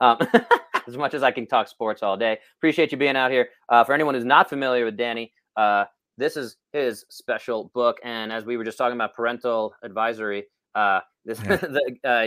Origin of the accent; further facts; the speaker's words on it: New York, United States; I'm a New Yorker